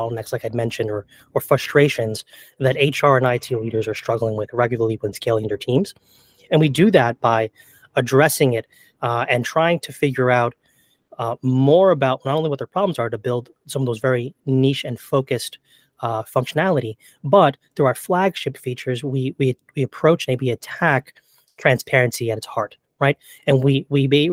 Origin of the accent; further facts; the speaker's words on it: New York, United States; I'm from New York